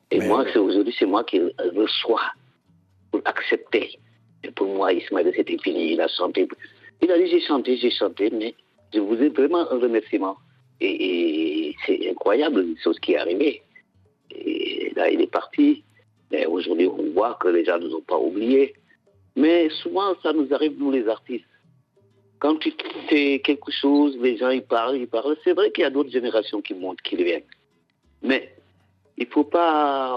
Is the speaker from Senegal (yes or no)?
yes; Casamance, Senegal; le Sénégal, surtout la Casamance, notre région